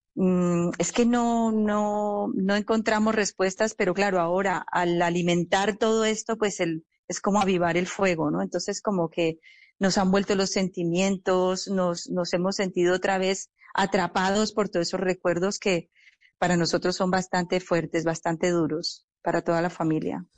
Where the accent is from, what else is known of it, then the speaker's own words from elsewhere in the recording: Colombia; como colombianos